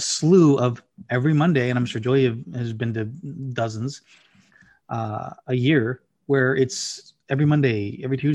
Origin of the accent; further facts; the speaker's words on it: the South, United States; I grew up in the South